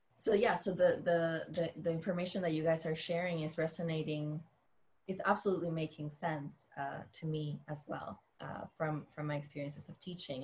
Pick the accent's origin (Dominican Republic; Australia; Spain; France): Dominican Republic; moved away; I grew up in the Dominican Republic.